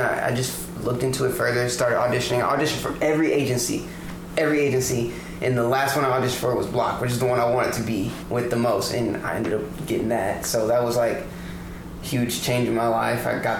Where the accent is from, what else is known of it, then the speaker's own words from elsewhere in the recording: Detroit, Michigan, United States; also born or lived in Georgia / Texas; I grew up in Detroit, Michigan. Well, I was born in Detroit and I moved around a lot. So I was born in Detroit, moved to Georgia, and from Georgia moved to Texas, then back to Detroit, then from Detroit moved to the suburbs of Michigan.